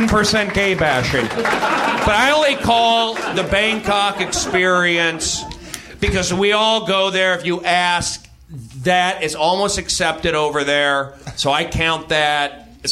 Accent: Los Angeles, California, United States; also born or lived in New York; I grew up here in Los Angeles. People don't get along. I lived in New York.

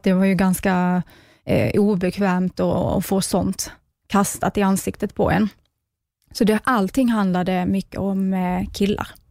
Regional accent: Skåne, Sweden; jag kommer ju från Skåne, eh, som hörs kanske.

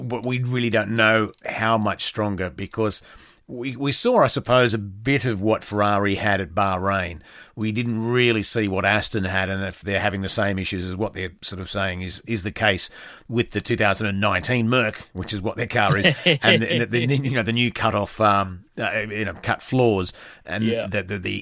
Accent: Australia; I'm an Australian

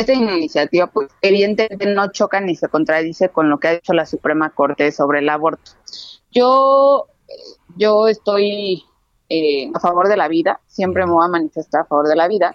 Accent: Mexico; nosotros como mexicanos

